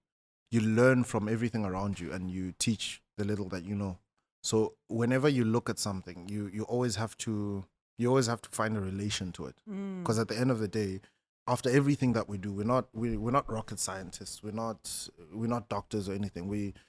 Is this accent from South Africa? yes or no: yes; northern South Africa, South Africa; I'm South African, but I'm part of a tribe that's a very small minority in South Africa.